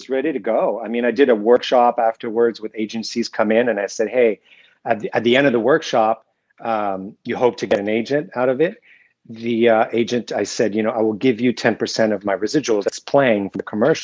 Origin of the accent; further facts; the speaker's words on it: Sherbrooke, Quebec, Canada; I'm from Sherbrooke, Quebec, which is a small town outside of Montreal